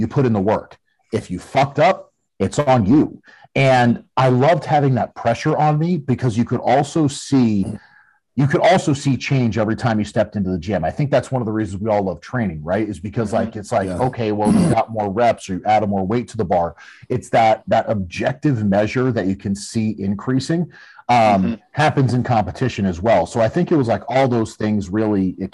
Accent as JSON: {"language": "English", "region": "Connecticut", "country": "United States", "said": "we're both from Connecticut"}